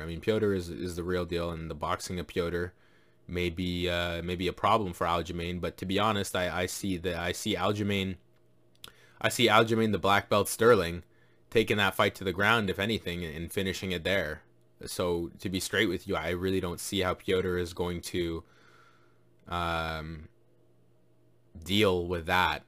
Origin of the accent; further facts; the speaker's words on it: Jamaica; I'm Jamaican as well